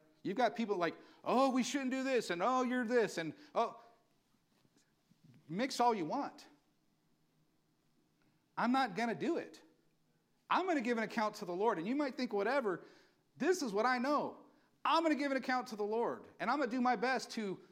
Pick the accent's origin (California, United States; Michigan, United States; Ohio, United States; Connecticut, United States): California, United States; Valley Springs; I'm from Valley Springs. Went to church in Burson